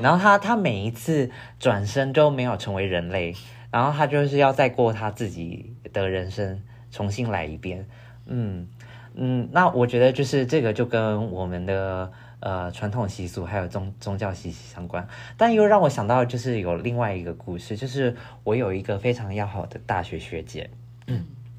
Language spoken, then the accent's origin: Chinese; Taiwan; 我的出生地在台湾嘛